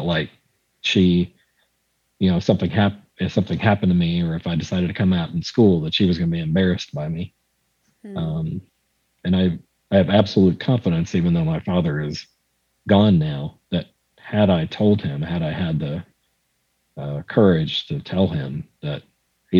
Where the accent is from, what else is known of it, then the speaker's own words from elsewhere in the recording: Waco, Texas, United States; I was from Waco